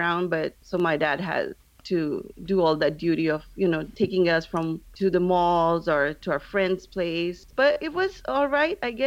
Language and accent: English; Saudi Arabia; moved away as an adult; also born or lived in Pakistan / London / Flagstaff; now in Houston, United States; originally we are from Pakistan, but I grew up in Saudi Arabia, and from there, I lived there all my life